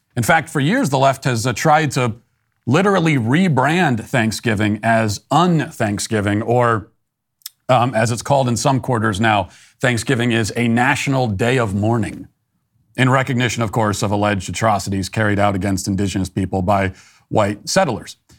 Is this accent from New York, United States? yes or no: no; Maryland, United States; I was a native Marylander, 'cause I was born in Maryland